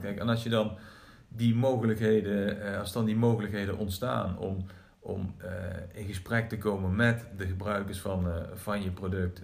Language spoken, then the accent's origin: Dutch; Groesbeek, Gelderland, Netherlands; Ik kom uit Groesbeek namelijk, geboren en getogen